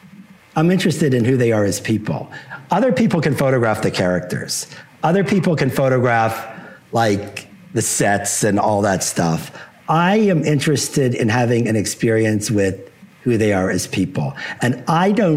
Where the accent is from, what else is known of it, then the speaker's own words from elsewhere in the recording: Pittsburgh, Pennsylvania, United States; moved away as an adult; also born or lived in New York / Los Angeles / Boulder, Colorado; my hometown of Pittsburgh, where I happen to live now, but didn't live since high school till about 4 years ago.